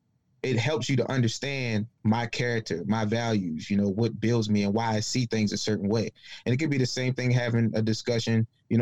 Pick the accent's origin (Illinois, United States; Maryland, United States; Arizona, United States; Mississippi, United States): Maryland, United States; Baltimore; moved away; I'm not from Detroit. I'm not from St. Louis. I'm from Baltimore.